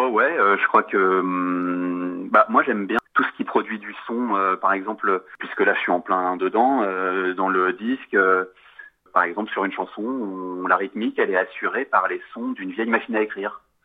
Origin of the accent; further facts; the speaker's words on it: Paris, Île-de-France, France; moi je suis un Parisien pur sucre, quoi, si je puis dire. J'y suis né, j'y ai toujours vécu.